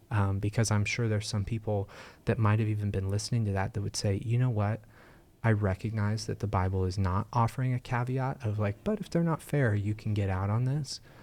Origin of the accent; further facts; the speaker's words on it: United States; as American Christians